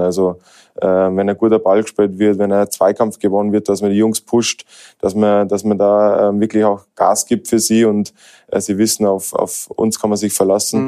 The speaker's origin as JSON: {"language": "German", "country": "Germany", "moved": "yes", "lives_now": "Austria"}